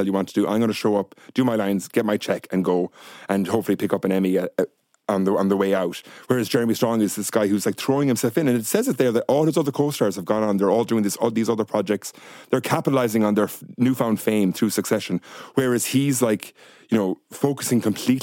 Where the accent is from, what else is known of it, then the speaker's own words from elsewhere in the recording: Ireland; as Irish people